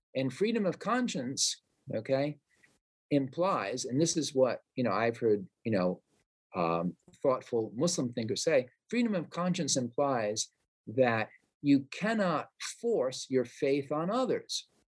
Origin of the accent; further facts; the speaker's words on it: Providence, Rhode Island, United States; my hometown of Providence, Rhode Island